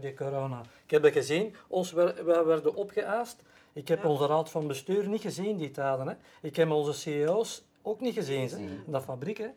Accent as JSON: {"language": "Dutch", "town": "Mechelen", "region": "Flanders", "country": "Belgium", "said": "Ik ben zelf van Mechelen, of in de buurt van Mechelen."}